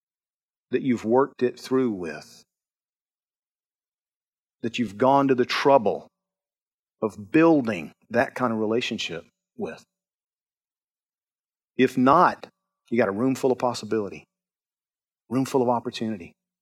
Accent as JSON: {"language": "English", "region": "Georgia", "country": "United States", "said": "I'm from Georgia."}